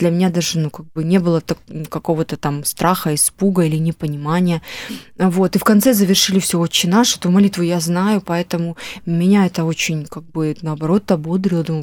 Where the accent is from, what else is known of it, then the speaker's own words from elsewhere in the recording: Yalta, Crimea, Ukraine; now in Russia; Я только когда уехала из Ялты, я поняла вообще, в каком райском месте мы жили.